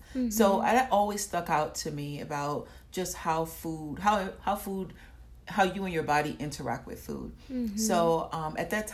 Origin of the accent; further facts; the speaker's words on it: Atlanta, Georgia, United States; also born or lived in Nigeria; I currently live in Atlanta. I've been living in Atlanta for a long time, since I was 8